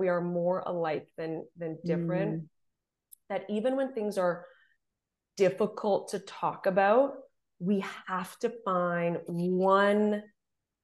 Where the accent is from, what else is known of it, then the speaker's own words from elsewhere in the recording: Southern Ontario, Canada; I'm from Southern Ontario